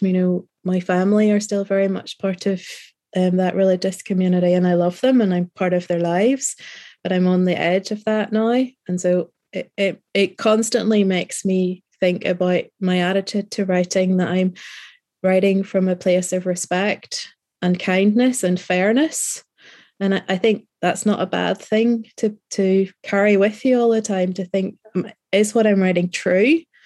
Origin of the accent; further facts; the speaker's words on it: Northern Ireland, United Kingdom; being a Northern Irish rider